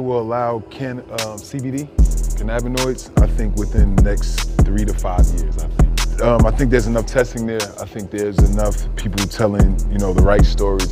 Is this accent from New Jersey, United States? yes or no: yes; New Jersey, United States; I'm from Jersey where like, you know, growing up, anybody that smoked weed had no future